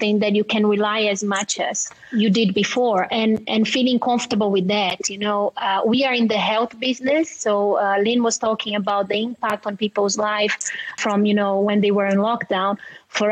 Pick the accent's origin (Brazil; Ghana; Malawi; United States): Brazil; my fellow Brazilian, so I'm from Brazil